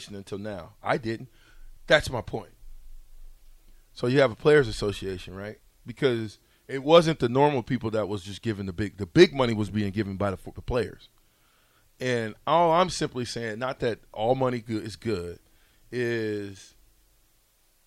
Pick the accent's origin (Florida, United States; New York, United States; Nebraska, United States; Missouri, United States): Nebraska, United States; I'm from Nebraska